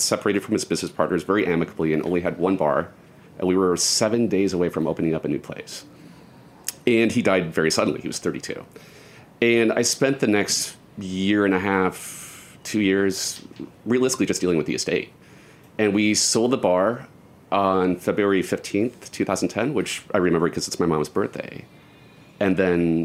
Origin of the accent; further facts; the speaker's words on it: Omaha, Nebraska, United States; now in New York, United States; I'm from Omaha